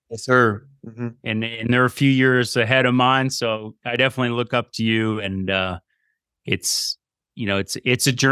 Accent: East Coast, United States; we're from the East Coast, and I keep moving her more and more west

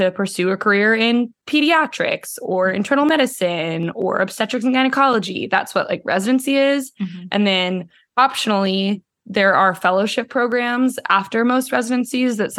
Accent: Houston, Texas, United States; moved away as an adult; also born or lived in Los Angeles, California / Austin, Texas; I grew up in Houston

